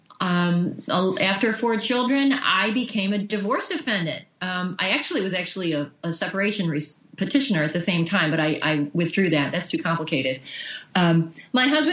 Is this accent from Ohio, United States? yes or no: yes; Bay Village, Ohio, United States; I grew up on the North Coast, so I was a beach bum, but not in an ocean. Huntington Beach in Bay Village, Ohio